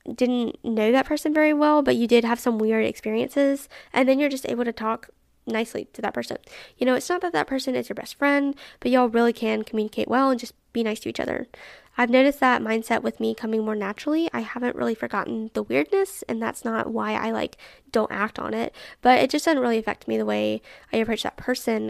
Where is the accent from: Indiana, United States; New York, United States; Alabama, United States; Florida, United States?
Alabama, United States; I'm really proud of Alabama and my particular city